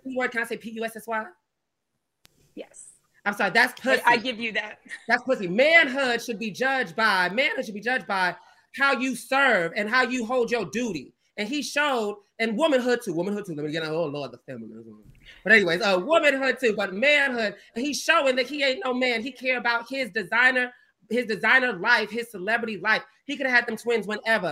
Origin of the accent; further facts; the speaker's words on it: Georgia, United States; I'm from the South. I'm from Georgia. Country, like, you know, we country down here, we Southern.